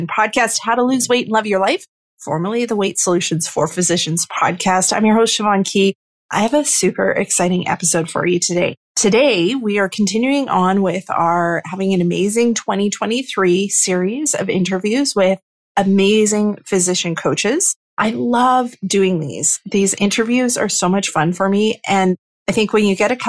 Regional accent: Northern Canada, Canada; My Northern Canadian heart

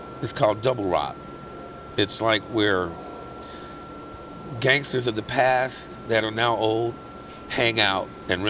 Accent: Vallejo, California, United States; I come from Vallejo, and I'm like, bridge? What is this, a river?

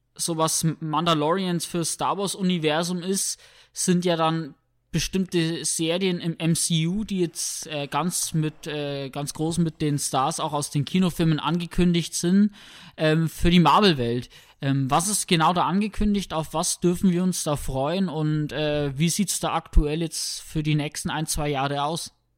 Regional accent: Germany

